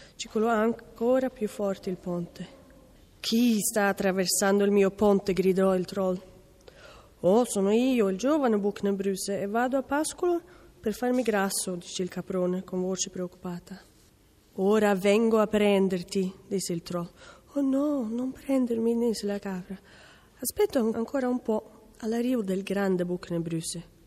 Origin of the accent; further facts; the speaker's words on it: Porsgrunn, Vestfold og Telemark, Norway; Italian is a second language; moved away; vengo da Norvegia, dalla città di Porsgrunn